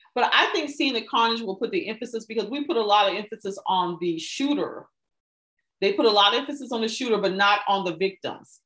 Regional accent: United States

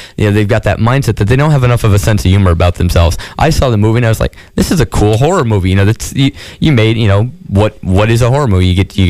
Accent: New York, United States; I had a military family, but I grew up mainly in upstate New York.

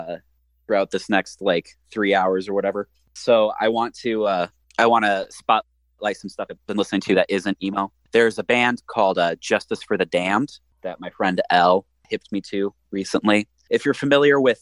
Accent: Midwest, United States; accent: Midwestern; I'm, like, actively suppressing my Midwestern accent

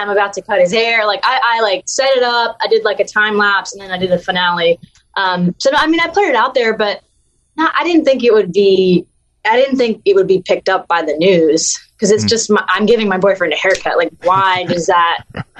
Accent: the South, United States; So my accent is not as strong as it used to be. I put peanuts in my Coke. That's pretty Southern. I'm Southern. I mean, people meet me and they're like, you're definitely Southern.

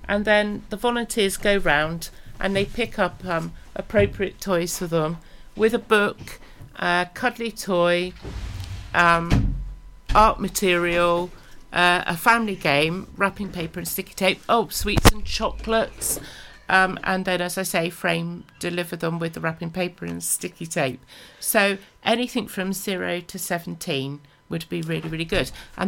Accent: England, United Kingdom; Oh, I can tell I'm English.

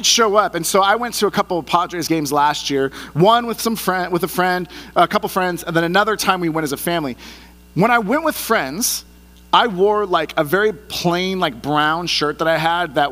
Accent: the Bay Area, California, United States; moved away; also born or lived in San Diego; I grew up in the Bay Area, so I'm a San Francisco Giants fan

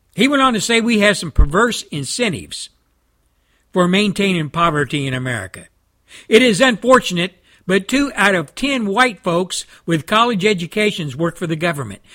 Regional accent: Texas, United States; my home state of Texas

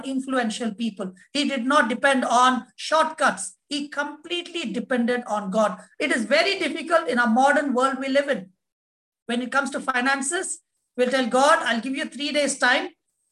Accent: India; as an Indian with an Indian passport

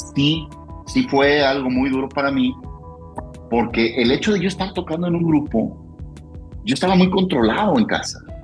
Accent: Guadalajara, Jalisco, Mexico; yo amo mi ciudad, yo aquí nací, yo soy tapatío

